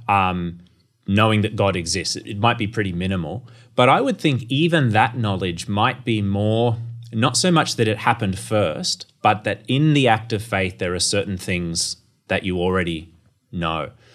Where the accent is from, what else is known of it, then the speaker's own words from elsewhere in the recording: Townsville, Queensland, Australia; I grew up in North Queensland and, uh, my family attended the church, uh, of David Cartledge in Townsville